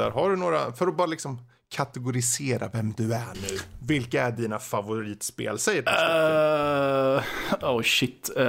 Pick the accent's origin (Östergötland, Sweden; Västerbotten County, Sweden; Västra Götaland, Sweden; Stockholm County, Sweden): Östergötland, Sweden; Rydsnäs; born or raised there